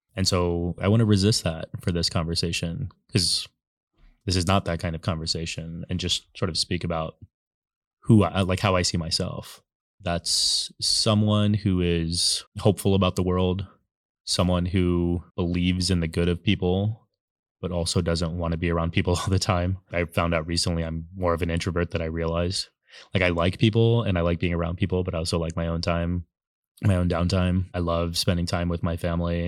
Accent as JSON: {"language": "English", "town": "San Antonio", "region": "Texas", "country": "United States", "tie": "born or raised there", "moved": "as an adult", "lives_now": "New York City, United States", "said": "I grew up in Texas, born and raised twenty-two years, and then I've lived in New York City for, like, the fa-, last fifteen"}